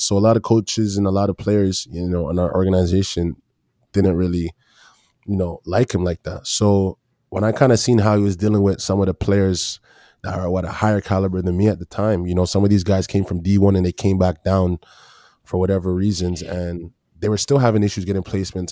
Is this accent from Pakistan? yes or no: no; Brampton, Ontario, Canada; also born or lived in Toronto / Tennessee; when I moved to Brampton